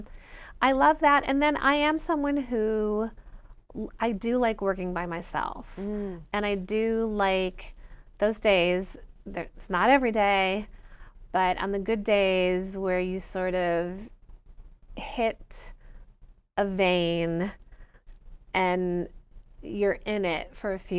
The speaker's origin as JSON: {"language": "English", "town": "Rochester", "region": "New York", "country": "United States", "tie": "born or raised there", "said": "my hometown of Rochester, New York."}